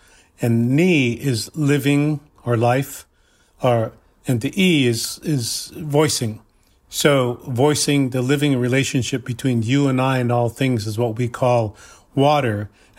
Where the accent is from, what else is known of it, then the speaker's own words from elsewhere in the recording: South Dakota, United States; I'm from the Cheyenne River Lakota Reservation in South Dakota.